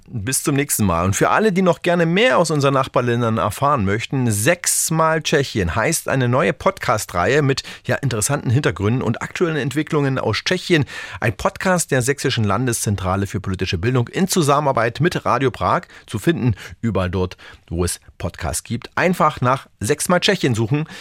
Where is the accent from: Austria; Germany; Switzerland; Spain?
Germany; bei uns in Deutschland